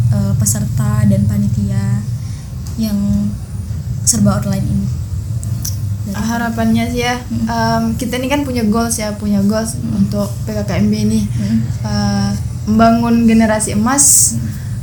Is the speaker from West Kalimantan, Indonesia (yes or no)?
yes; Sambas, West Kalimantan, Indonesia; apa ya kita orang Pontianak bukan saya Sambas